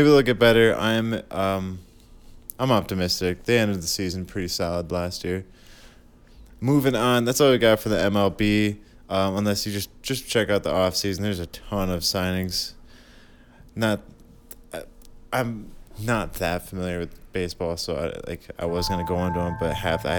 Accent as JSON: {"language": "English", "region": "Michigan", "country": "United States", "said": "Because we're from Michigan"}